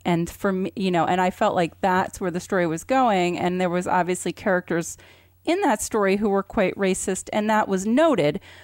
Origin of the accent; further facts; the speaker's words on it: Vermont, United States; I grew up in Vermont, and it was probably the whitest place